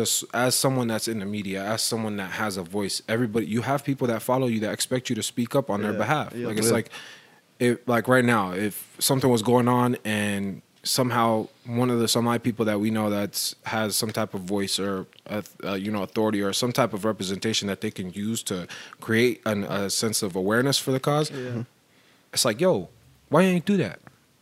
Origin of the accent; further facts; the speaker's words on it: Fort Worth, Texas, United States; born there; also born or lived in Portland, United States; I was born in Fort Worth.